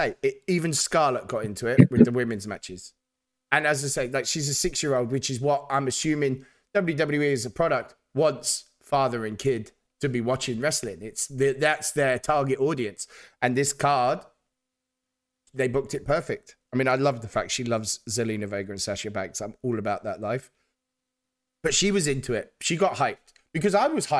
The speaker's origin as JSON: {"language": "English", "country": "United Kingdom", "said": "as a Brit"}